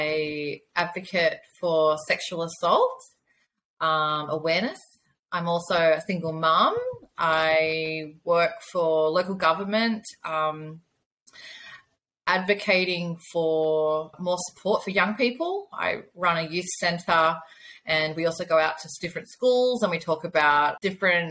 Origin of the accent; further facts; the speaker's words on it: Australia; I am from Australia